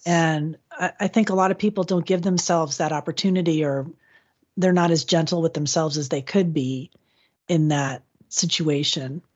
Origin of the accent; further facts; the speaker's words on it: Florida, United States; my home state of Florida